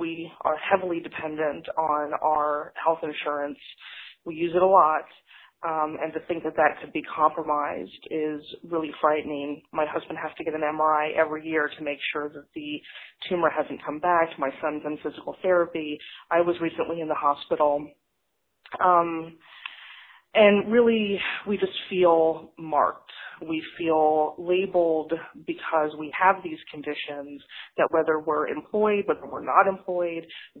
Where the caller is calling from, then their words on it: Austin, Texas, United States; I'm calling from Austin, Texas.